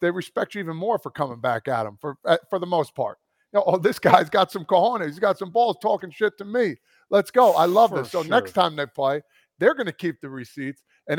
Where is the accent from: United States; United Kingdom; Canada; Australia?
United States; Philadelphia, Pennsylvania; Oh yeah, I'm from Philly. I live 30 minutes outside.